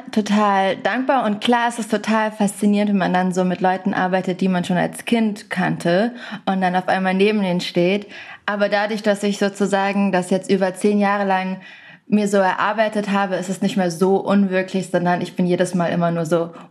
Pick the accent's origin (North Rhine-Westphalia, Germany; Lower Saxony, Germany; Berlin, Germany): Berlin, Germany; Ich bin in Berlin. Ich komme ja auch aus Berlin in meiner Wohnung